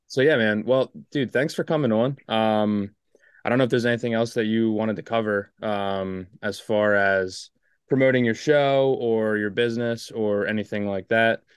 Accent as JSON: {"language": "English", "region": "East Coast", "country": "United States", "said": "I'm from the East Coast"}